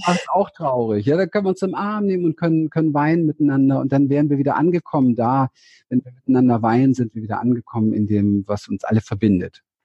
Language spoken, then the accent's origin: German; Berlin, Germany; Ich bin in Berlin aufgewachsen im Hinterhof